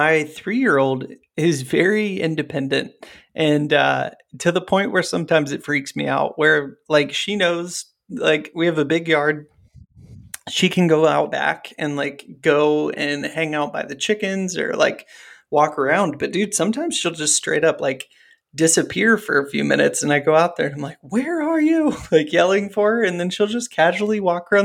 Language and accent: English; Ohio, United States; I grew up in Ohio